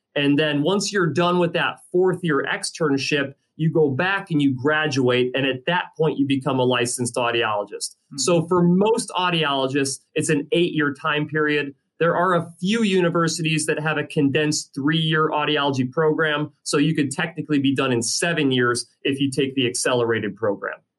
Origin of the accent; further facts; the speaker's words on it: Illinois, United States; my home state of Illinois